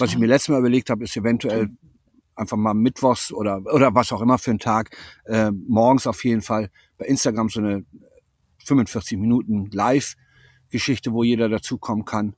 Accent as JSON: {"language": "German", "country": "Germany", "tie": "born or raised there", "also_born_or_lived": "Lübeck", "moved": "as an adult", "said": "Hier habe ich 18 Jahre gelebt, dann bin ich vor bin ich vor knapp 40 Jahren an die Ostsee gewechselt und bin jetzt wieder zurück"}